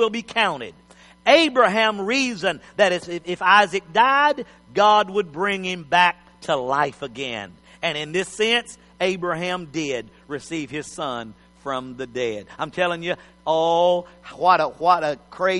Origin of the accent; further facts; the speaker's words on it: Texas, United States; I'm a Texan, but I'm a foreigner.